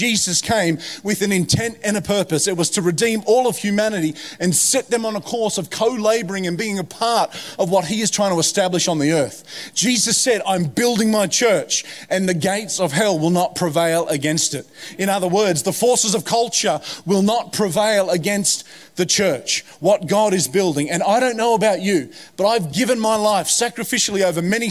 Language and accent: English; Hawkesbury, New South Wales, Australia; moved away as an adult; also born or lived in United States; growing up in the Hawkesbury where I grew up